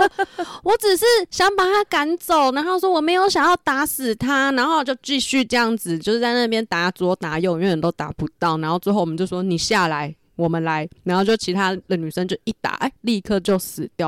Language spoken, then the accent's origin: Chinese; northern Taiwan, Taiwan; 我们就是北部人真的没有，就是吃那么多的习惯